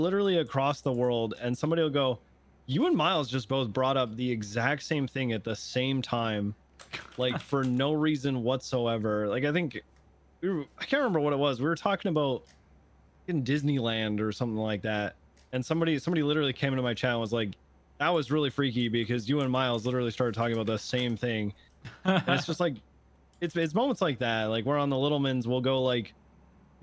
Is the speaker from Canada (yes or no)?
yes; Canada; I'm from Canada